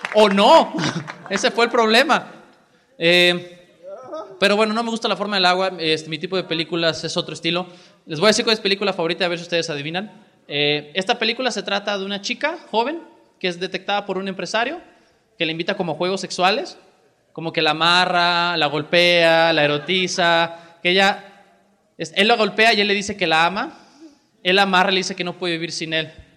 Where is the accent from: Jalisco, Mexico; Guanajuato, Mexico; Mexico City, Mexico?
Jalisco, Mexico; en Jalisco particularmente tenemos una demanda muy alta de políticos que sean muy capaces porque tenemos un estado muy diverso